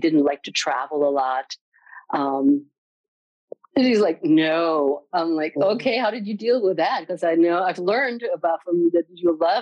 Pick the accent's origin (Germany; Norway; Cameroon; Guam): Germany; I'm from Germany